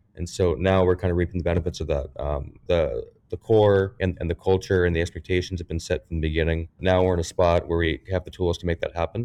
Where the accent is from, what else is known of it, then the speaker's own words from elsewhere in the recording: Aurora, Colorado, United States; moved away as an adult; now in St. Louis, United States; I was born and raised in Aurora, Colorado.